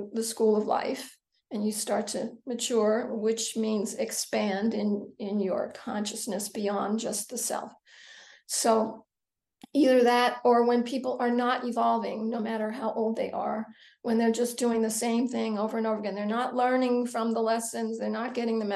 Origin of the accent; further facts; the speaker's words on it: the New York area, United States; I grew up in the New York area, so I spent time in New York City as a teenager and as a young woman